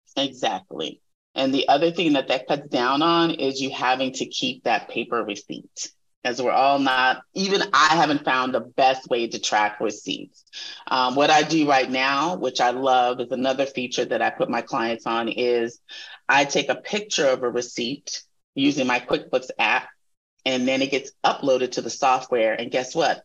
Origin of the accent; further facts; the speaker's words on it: Texas, United States; moved away; also born or lived in California; this is a Texas girl talking